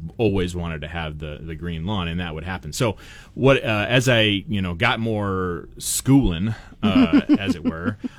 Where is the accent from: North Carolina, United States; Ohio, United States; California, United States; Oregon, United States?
Oregon, United States; Portland; now in Treasure Valley, United States; I grew up in Portland